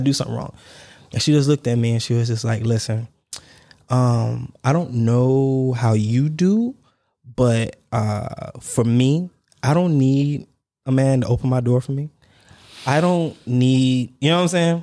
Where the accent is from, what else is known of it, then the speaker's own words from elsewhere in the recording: the South, United States; moved away as an adult; also born or lived in Dubai; I'm from the South